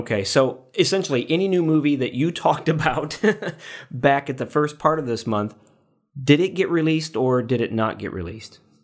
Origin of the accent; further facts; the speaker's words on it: Paxton, United States; here in my hometown of Paxton